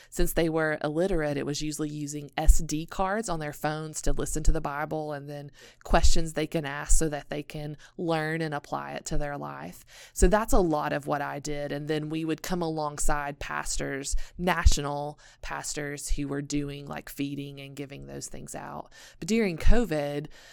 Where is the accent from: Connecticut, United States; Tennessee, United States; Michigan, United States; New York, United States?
Tennessee, United States; Elizabethton; also born or lived in South Asia; I was born and raised in Elizabethton, Tennessee. So I'm a small town girl from the mountains.